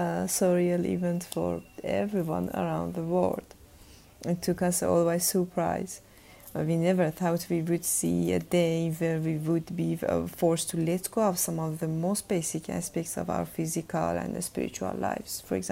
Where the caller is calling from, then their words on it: Tehran, Tehran Province, Iran; I'm sending this from Tehran, Iran.